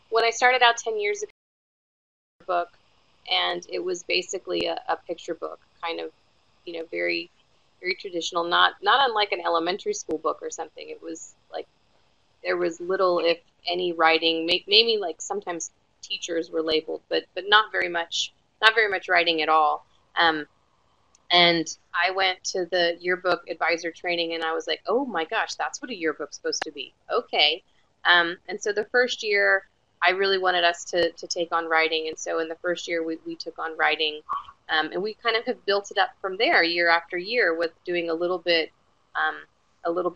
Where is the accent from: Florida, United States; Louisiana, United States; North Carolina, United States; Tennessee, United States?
Florida, United States; moved away as an adult; now in Austin, United States; I grew up in Florida